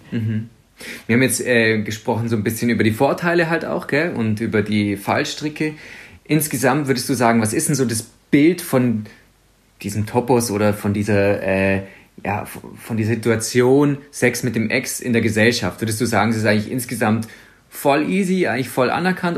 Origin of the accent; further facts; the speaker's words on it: Swabia, Baden-Württemberg, Germany; ich als Schwabe